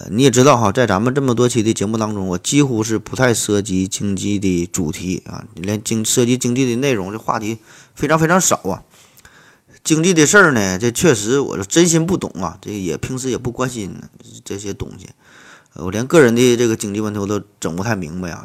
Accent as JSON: {"language": "Chinese", "town": "Shenyang", "region": "Liaoning", "country": "China", "tie": "born or raised there", "said": "作为沈阳人，作为沈阳的一个分子儿"}